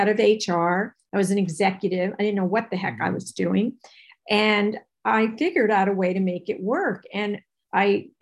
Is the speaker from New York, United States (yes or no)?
yes; New York, United States; I'm from New York